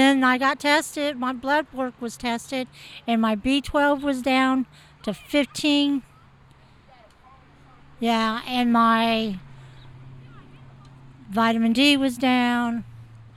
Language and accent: English; Princeton, Kentucky, United States; I'm from Princeton, Kentucky